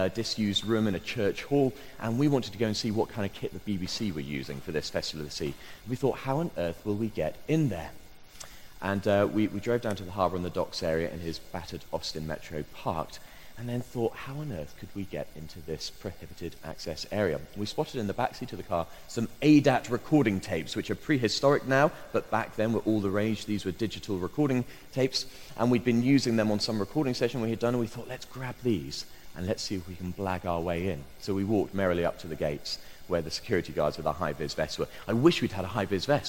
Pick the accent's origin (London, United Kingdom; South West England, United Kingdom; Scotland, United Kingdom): South West England, United Kingdom; Bristol; my hometown of Bristol